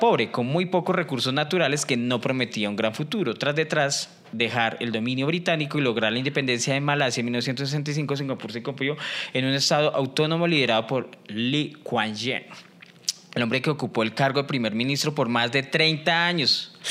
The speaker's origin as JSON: {"language": "Spanish", "country": "Colombia", "said": "soy el último colombiano"}